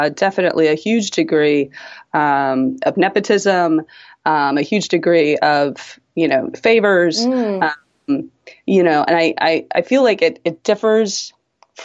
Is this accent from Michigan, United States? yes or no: no; Washington, District of Columbia, United States; moved away as an adult; also born or lived in Los Angeles / Seattle; now in New York, United States; I grew up on the East Coast in Washington, yeah, D.C., and then left home at 18 to go to school in L.A.